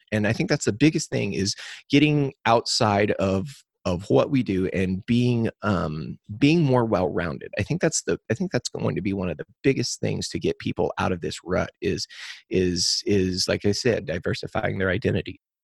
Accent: Crawford County, Missouri, United States; I was born and raised in Crawford County, Missouri

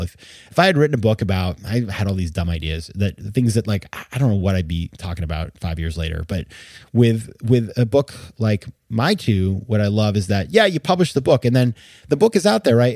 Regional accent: Maine, United States; born or raised there

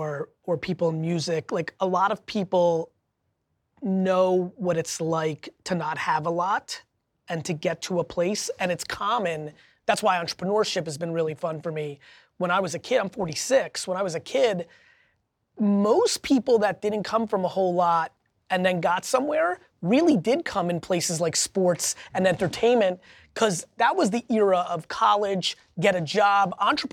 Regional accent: Belarus; English is a second language; I grew up from Belarus in the Soviet Union.

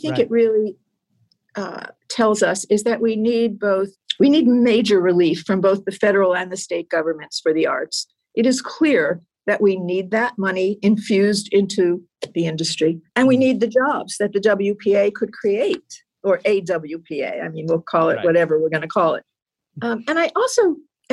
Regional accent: New Jersey, United States; I grew up in New Jersey

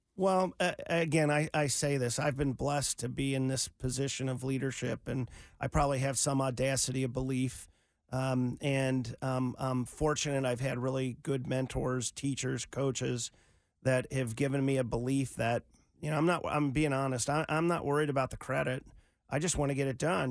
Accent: Cincinnati, Ohio, United States; I grew up in Cincinnati

